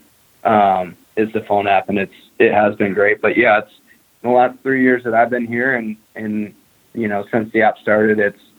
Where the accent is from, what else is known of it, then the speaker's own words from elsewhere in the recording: Montana, United States; And I grew up in Montana. I live in Montana now. I've never lived in any other state